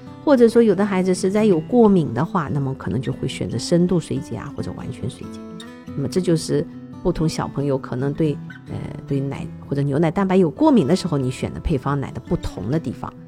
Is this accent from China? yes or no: yes; China; 因为我们中国人吃的东西实在太多，我们也希望我们的小朋友的食物呢能够多样化一点